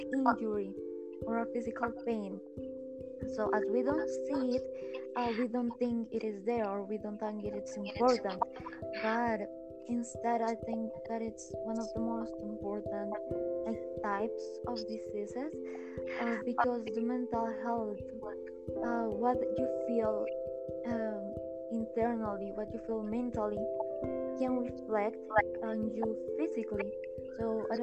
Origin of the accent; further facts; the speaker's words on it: Colombia; I'm from Colombia